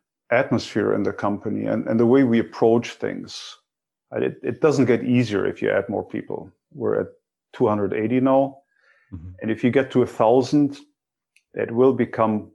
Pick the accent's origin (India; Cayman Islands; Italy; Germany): Germany; moved away; my own background growing up in Germany